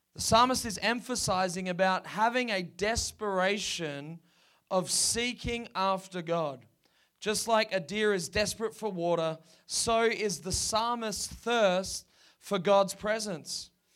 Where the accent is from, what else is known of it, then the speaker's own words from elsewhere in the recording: Perth, Western Australia, Australia; down on the coast where we grew up in Perth.